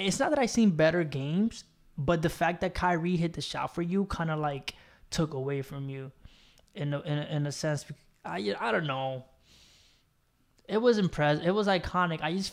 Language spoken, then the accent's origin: English; New York, United States; I'm from New York. I'm in the Bronx right now